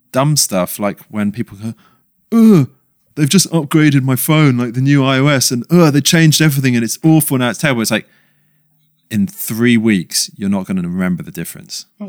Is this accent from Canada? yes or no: no; London, United Kingdom; moved away; we grew up in London